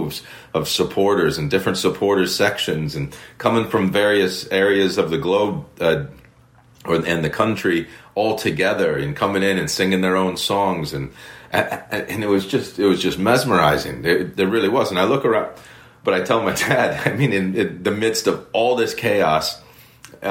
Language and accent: English; Cleveland, Ohio, United States; moved away as an adult; also born or lived in Bay Village, Ohio / United Kingdom; now in Miami, United States; growing up in Cleveland